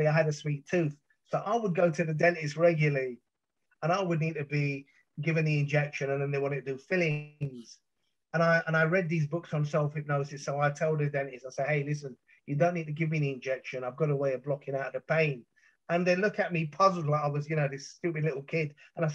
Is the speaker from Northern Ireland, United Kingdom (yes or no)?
no; London, United Kingdom; growing up in South London